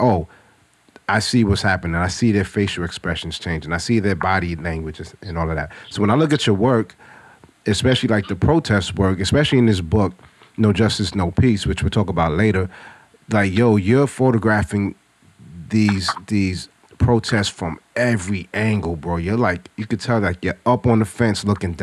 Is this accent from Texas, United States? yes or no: no; New York City, New York, United States; growing up in Brooklyn in the 80s